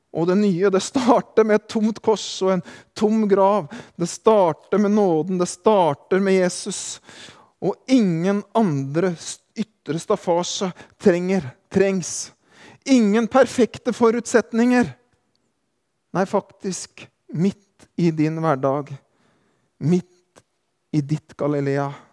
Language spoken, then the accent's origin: Norwegian; Drangedal, Telemark, Norway; moved away; hjemme i hjembygda mi i Kroken, Neslandsvatn, Drangedal